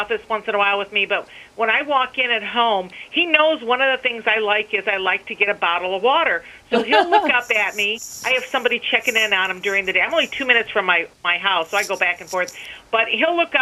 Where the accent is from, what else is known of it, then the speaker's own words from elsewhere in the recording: United States; I'm an American. I may be an Arab, but I am a strong American.